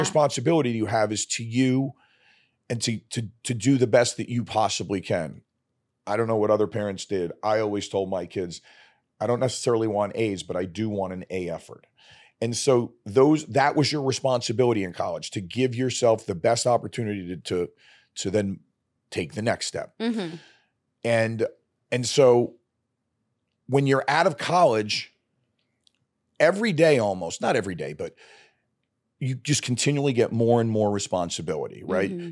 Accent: New York City, New York, United States; moved away as an adult; also born or lived in Arizona / Canada; I grew up in Brooklyn

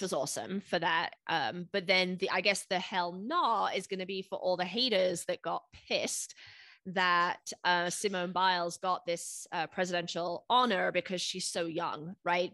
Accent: United Kingdom; moved away as an adult; now in United States; growing up in the United mm. Kingdom

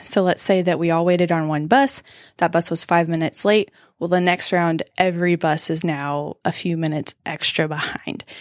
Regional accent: Southwest Georgia, United States; moved away as an adult; also born or lived in Macon, Georgia; now in Greenville, United States; I'm from Southwest Georgia. It's a small town.

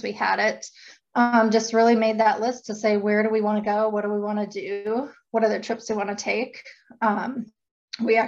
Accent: North Dakota, United States; moved away; I'm from North Dakota

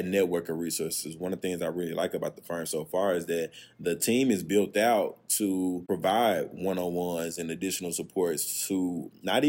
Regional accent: Little Rock, Arkansas, United States; moved away as an adult; also born or lived in Cincinnati / Bentonville; I'm from Little Rock

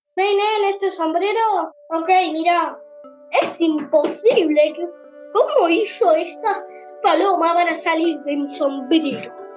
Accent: Argentina; tengo eh, siete años y soy de Argentina

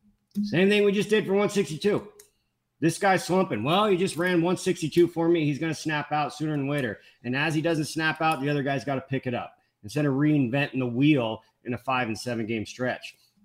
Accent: the Bay Area, Northern California, United States; I grew up in Oakland A's pajamas, right? I'm from the Bay. I'm from NorCal.

